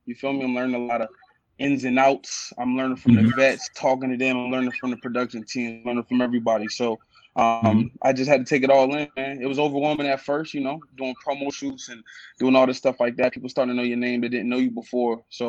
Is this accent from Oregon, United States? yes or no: no; Buffalo, New York, United States; born there; So I was born in Buffalo. Shout out 716 the town.